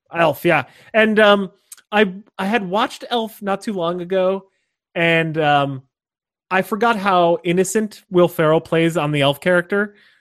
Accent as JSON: {"language": "English", "town": "Scranton", "region": "Pennsylvania", "country": "United States", "tie": "born or raised there", "said": "I grew up in Scranton, Pennsylvania, or just outside of Scranton, Pennsylvania"}